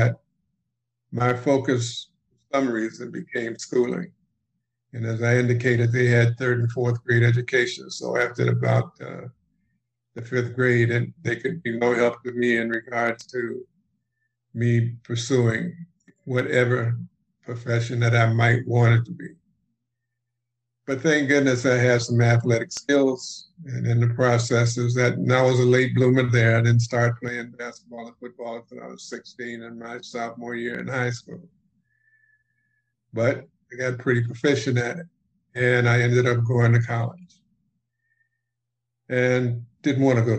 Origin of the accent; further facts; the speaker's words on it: Cleveland, Ohio, United States; I'm from Cleveland, Ohio. And I happened to be born during the Depression.